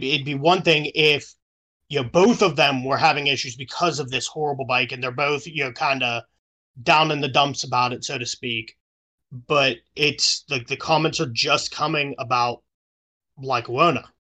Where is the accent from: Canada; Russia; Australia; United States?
United States; Pittsburgh, Pennsylvania; I live in, I, I'm from Pittsburgh. We bleed black and yellow.